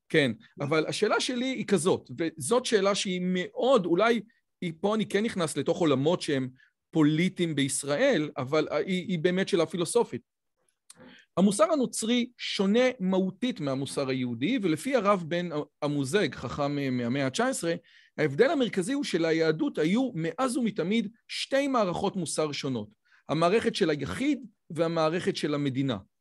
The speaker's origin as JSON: {"language": "Hebrew", "country": "Israel", "said": "גם בתור יהודי דתי, גם בתור יהודי ישראלי"}